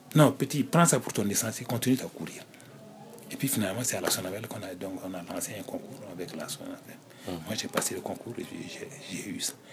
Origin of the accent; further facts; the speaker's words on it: Nouna, Boucle du Mouhoun, Burkina Faso; also born or lived in Fada N'Gourma, Burkina Faso; avec mes parents, donc dans la ville de mes parents, mais dans le collège, là, on était en l'internat